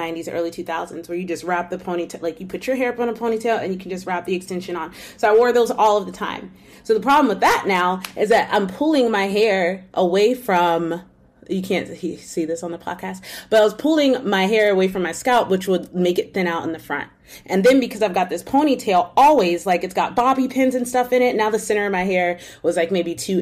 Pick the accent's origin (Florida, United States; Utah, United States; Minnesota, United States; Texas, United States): Florida, United States; Winter Park; I grew up in Winter Park, Florida